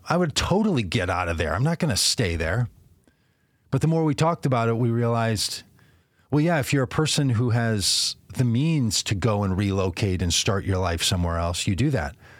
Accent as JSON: {"language": "English", "region": "Minnesota", "country": "United States", "tie": "born or raised there", "also_born_or_lived": "Texas", "moved": "as an adult", "said": "as a Minnesotan, as somebody who was registered and born and licensed in Minnesota"}